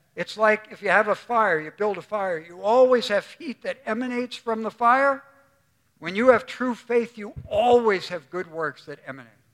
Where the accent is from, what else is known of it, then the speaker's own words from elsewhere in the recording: New York City, New York, United States; Bernie and I grew up together on Staten Island